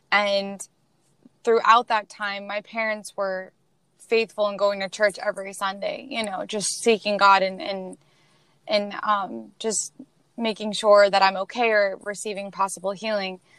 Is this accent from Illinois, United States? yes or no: no; Queens, New York, United States; We are originally from Queens, New York. And uh, we moved to Pennsylvania